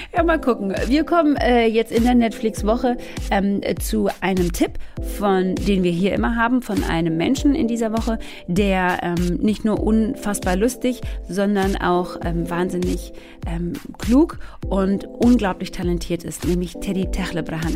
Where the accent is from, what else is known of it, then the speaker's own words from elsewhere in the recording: Swabia, Baden-Württemberg, Germany; Wir sind beide aus Schwäbinge, aus, äh, aus dem Schwaberländle